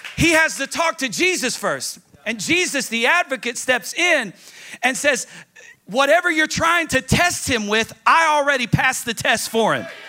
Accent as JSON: {"language": "English", "region": "Tennessee", "country": "United States", "said": "I'm from Tennessee"}